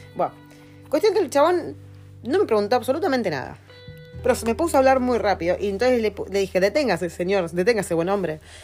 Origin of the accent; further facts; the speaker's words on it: Argentina; now in New Zealand; De Argentina.